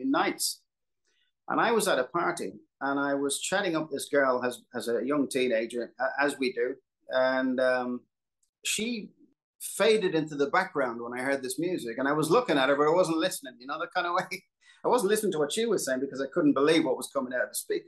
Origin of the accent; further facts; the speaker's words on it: Dublin, Leinster, Ireland; I grew up in Dublin